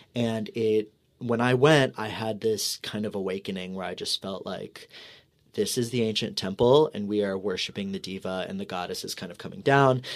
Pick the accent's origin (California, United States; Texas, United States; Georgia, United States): Texas, United States; moved away; I'm from Texas.